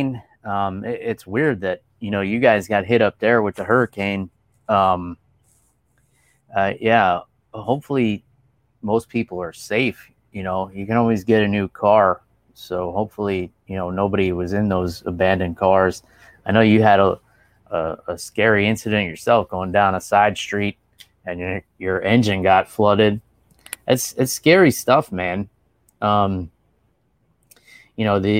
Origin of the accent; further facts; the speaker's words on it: New York City, New York, United States; moved away; my hometown was the greatest place to grow up